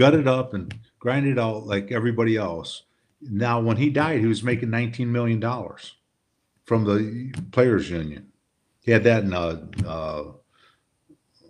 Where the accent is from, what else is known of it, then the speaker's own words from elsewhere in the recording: Detroit, Michigan, United States; I grew up in Detroit